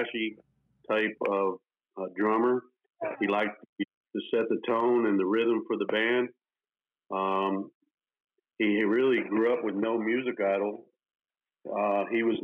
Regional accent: New Jersey, United States; growing up in New Jersey

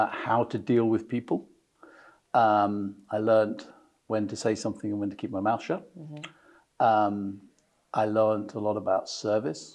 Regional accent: Brighton, South East England, United Kingdom; I was born in Brighton in Sussex, so very much a southerner.

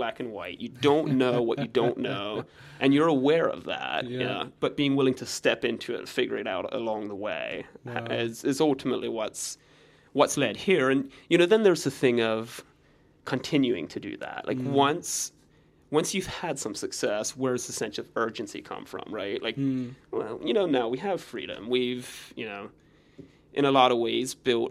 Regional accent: United States; I grew up in the Amish community, grew up in construction, on the farm.

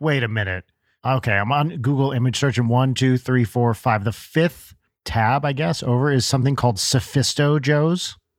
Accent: New Jersey, United States; No, I grew up in New Jersey

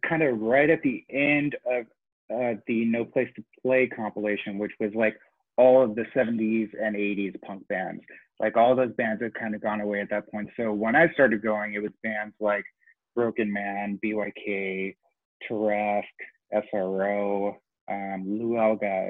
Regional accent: Honolulu, Hawaii, United States; now in Knoxville, United States; I was born in Tennessee, where I am now, in Knoxville. My dad was the captain of the Navy golf team. And so when I was in third grade, we got stationed in Honolulu

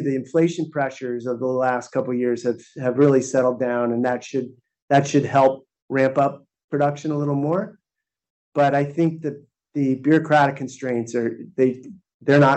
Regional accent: San Francisco, California, United States; my hometown of San Francisco

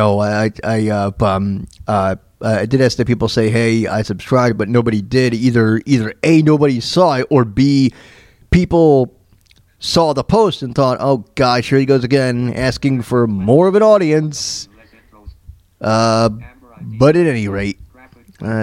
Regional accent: Tampa, Florida, United States; also born or lived in Mount Kisco, New York; now in Leavenworth, United States; When I was growing up in Tampa

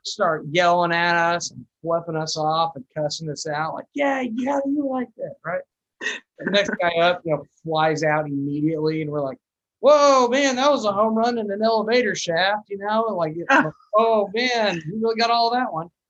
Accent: New Mexico, United States; moved away as an adult; I'm originally from New Mexico

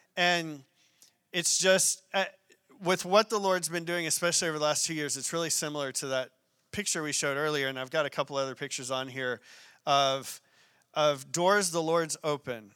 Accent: Arkadelphia, Arkansas, United States; moved away; I'm a small town country boy from a place called Arkadelphia, Arkansas

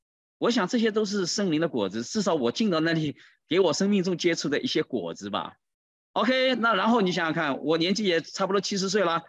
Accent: China; 就在这个时候，你知道上来了一位七十多岁的一位啊老人家，看到我们是中国人，就来跟我们打招呼。

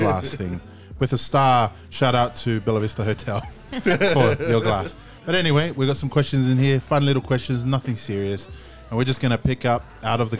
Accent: Sydney, New South Wales, Australia; also born or lived in Gold Coast, Australia; I'm originally from Sydney, but I moved down from the Gold Coast to Sydney

